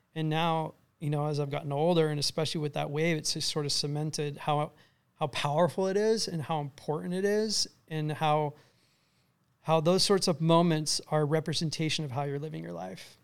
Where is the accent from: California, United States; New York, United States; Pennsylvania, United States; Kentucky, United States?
California, United States; also born or lived in Lake Forest, California / Huntington Harbour, California; I kinda was all over California until I was around ten